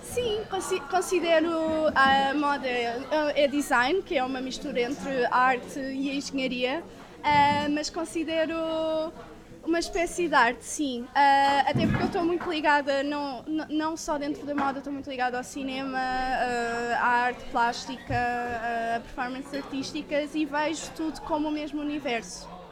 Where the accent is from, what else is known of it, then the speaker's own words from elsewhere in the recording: Portugal; nós, como portugueses